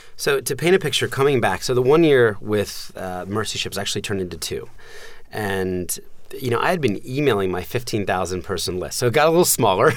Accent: suburbs of New Jersey, United States; also born or lived in Philadelphia, Pennsylvania; when I was four, um, we moved from Philadelphia to the suburbs of, of New Jersey

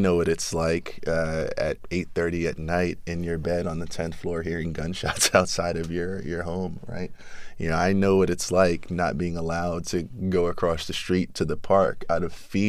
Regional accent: New York City, New York, United States; So I was born in South Jamaica, Queens, 40 projects. When I was 6 years old, moved to Flushing, Queens, Latimer Projects

